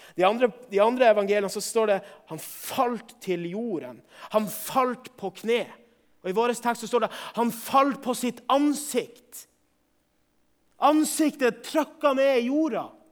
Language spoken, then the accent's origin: Norwegian; Northern Norway, Norway; for min del som nordlending